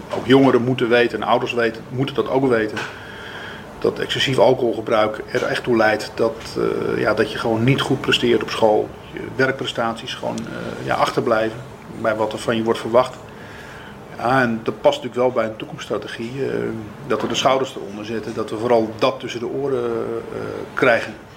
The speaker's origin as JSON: {"language": "Dutch", "area": "Zuid-Kennemerland", "region": "North Holland", "country": "Netherlands", "said": "de regio waar ik vandaan kom, Zuid-Kennemerland, Eimond."}